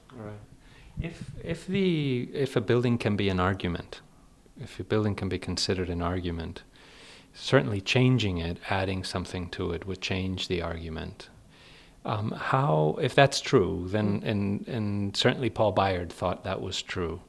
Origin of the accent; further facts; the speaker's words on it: Spain; moved away; I grew up in Spain